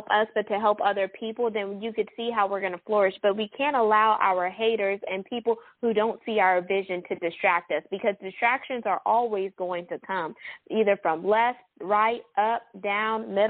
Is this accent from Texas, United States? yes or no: yes; Houston, Texas, United States; H-Town. That's my hometown